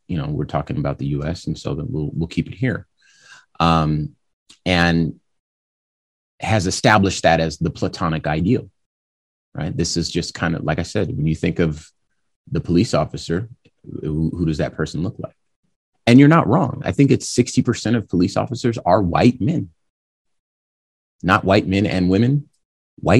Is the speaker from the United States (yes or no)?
yes; California, United States; now in Arizona, United States; I was born in California